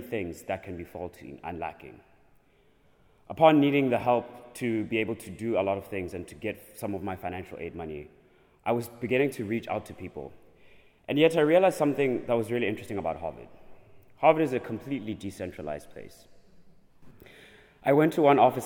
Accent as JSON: {"language": "English", "country": "South Africa", "moved": "yes", "said": "I'm from the Republic of South Africa"}